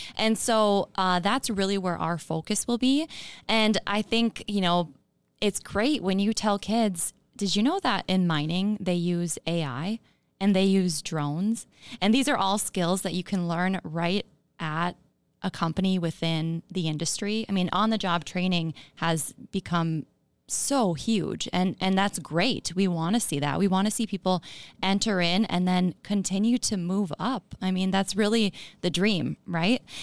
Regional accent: Chisholm, Minnesota, United States; also born or lived in Duluth; I'm from Chisholm on the Iron Range. Um, grew up there in a mining household

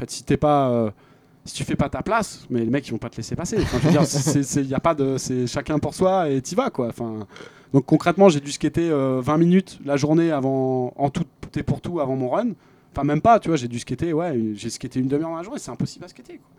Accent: France; j'étais français.

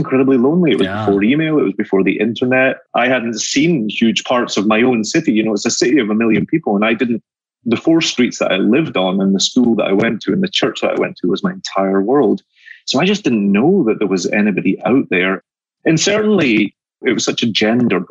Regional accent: Glasgow, Scotland, United Kingdom; now in New York, United States; I grew up in Glasgow, Scotland. I live in New York now, but I'm a Scotsman that lives in New York

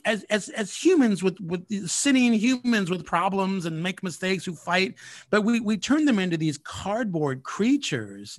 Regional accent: California, United States; I am born and raised in California

